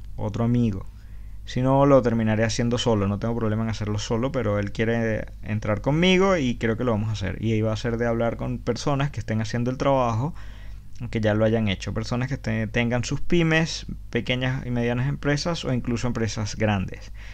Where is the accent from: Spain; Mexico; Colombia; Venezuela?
Venezuela; moved away; todos los que hemos salido de Venezuela